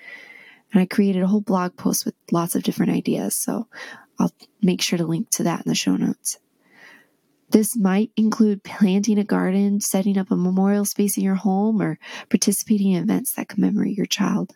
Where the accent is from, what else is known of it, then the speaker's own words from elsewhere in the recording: D.C., District of Columbia, United States; now in Utah, United States; I grew up near Washington, D.C.